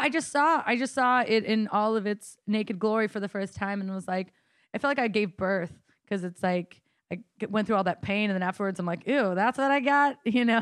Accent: Coeur d'Alene, Idaho, United States; I'm from Coeur d'Alene, Idaho

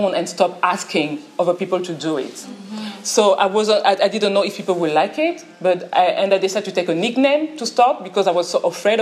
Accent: France; English is a second language; I'm from France.

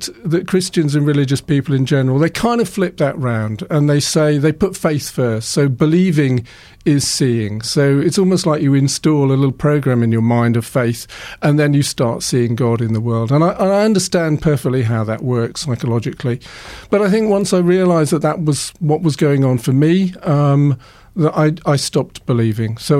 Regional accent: Bournemouth, South West England, United Kingdom; also born or lived in Boscombe; I was born in Boscombe and I grew up in Bournemouth

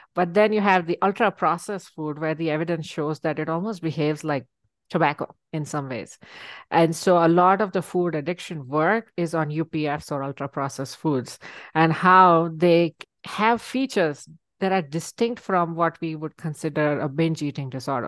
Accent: India; moved away; I grew up in India

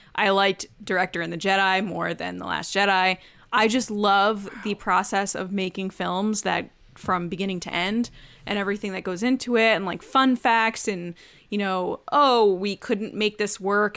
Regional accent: Bridgeport, Connecticut, United States; I was born in Bridgeport

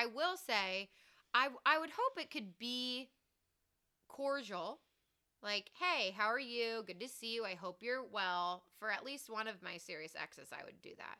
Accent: Columbus, Ohio, United States; also born or lived in Athens, Ohio; we all kind of grew up in the same area.

